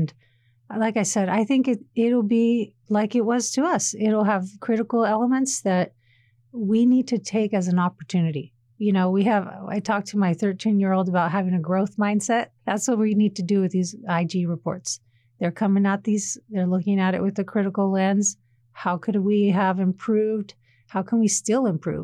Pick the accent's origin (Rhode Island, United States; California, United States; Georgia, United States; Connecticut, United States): California, United States; Sacramento; I'm from Sacramento myself. Personally, we had a lot of Air Force bases there closed down